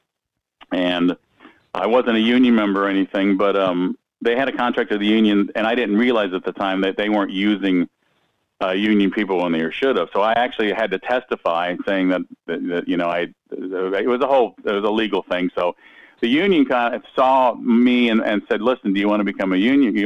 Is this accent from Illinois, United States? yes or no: no; Orlando, Florida, United States; also born or lived in New York City; I was born in Orlando